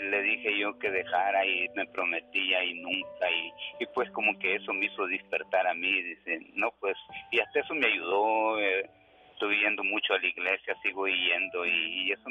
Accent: Honduras; moved away as an adult; now in United States; Soy nacido en Honduras

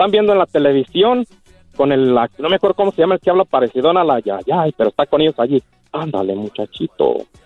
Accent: Puruándiro, Michoacán, Mexico; mi tierra, Casaviejas, Michoacán, municipio Purándiro

